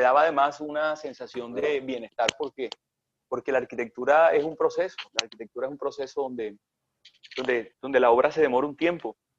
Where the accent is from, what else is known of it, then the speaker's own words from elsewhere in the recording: Punta de Llanes, Córdoba, Colombia; moved away; also born or lived in Sincelejo / Lorica / Barranquilla; Yo me crié en Tres Barros, en el monte, en Punta de Llanes, Córdoba, un pueblito